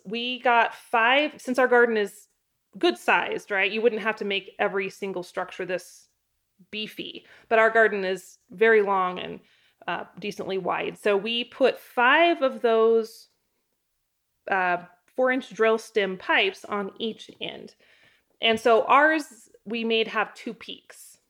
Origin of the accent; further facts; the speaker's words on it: Idaho, United States; also born or lived in Southeast Wyoming; now in Wyoming, United States; growing up in Idaho